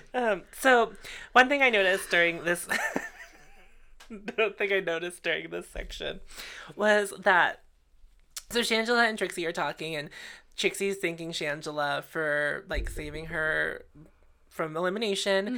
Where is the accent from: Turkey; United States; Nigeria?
United States; Pittsburgh, Pennsylvania; We are from Pittsburgh